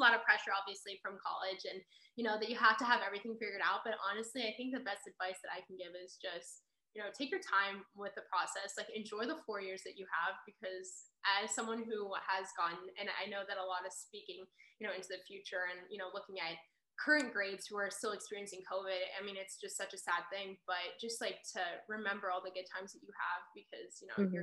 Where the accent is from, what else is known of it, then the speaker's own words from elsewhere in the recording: Pittsburgh, Pennsylvania, United States; I'm from Pittsburgh